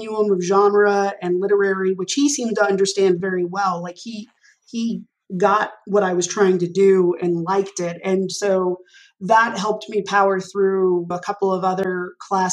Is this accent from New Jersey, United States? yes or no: no; Arlington, Texas, United States; moved away as an adult; growing up in Arlington, Texas